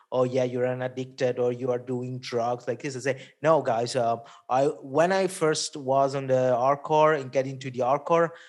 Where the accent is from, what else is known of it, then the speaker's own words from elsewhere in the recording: Italy; first language Italian; English is a second language; my mother tongue is Italian. So when I'm on Italy with some bands, it's double fun because you you you really communicate with the people there.